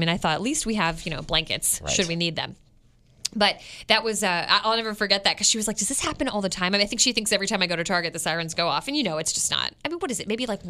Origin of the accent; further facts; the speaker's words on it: Florida, United States; When I moved here, I came from Florida where we had hurricanes.